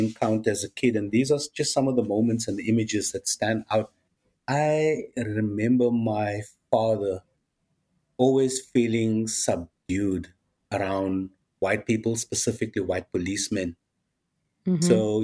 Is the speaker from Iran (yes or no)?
no; Cape Town, Western Cape, South Africa; born or raised there